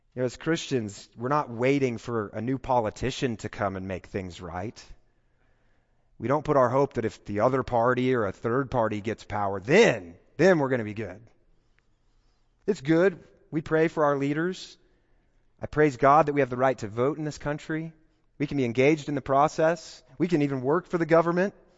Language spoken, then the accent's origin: English; Kansas, United States; moved away as an adult; now in Texas, United States; I don't identify as a Texan. Uh, I'm not quite there yet. I, I still feel like I'm a Kansan